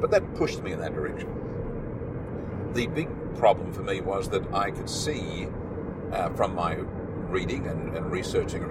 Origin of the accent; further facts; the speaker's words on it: Australia; Growing up in Australia